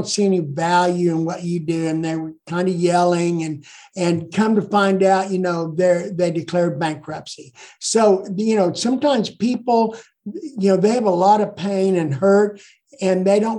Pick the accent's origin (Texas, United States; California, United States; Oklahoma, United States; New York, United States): Oklahoma, United States; Ponca City; also born or lived in Blackwell, Oklahoma; I grew up here. I was well known